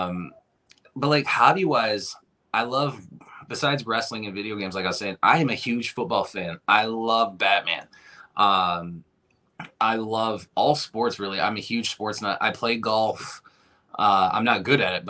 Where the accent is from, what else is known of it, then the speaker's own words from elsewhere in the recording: Owosso, Michigan, United States; moved away as an adult; now in Flint, United States; I was actually born in a small town about a half hour from here called Owosso